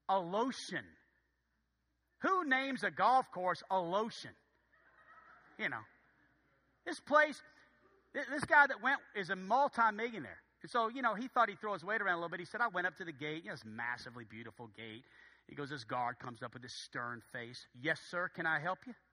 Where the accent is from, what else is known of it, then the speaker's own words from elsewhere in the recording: Philadelphia, Pennsylvania, United States; No, I really, no, I'm from Philadelphia. I, no, I don't know anybody.